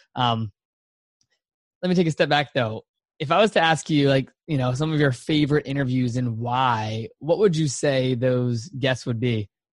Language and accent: English; Virginia, United States; I'm from Virginia, so East Coast is in my blood for sure.